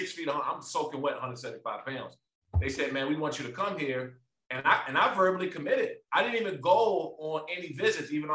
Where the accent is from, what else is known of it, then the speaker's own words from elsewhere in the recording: Maryland, United States; So I'm from Maryland. And I grew up like probably 5 or 6 minutes from DC.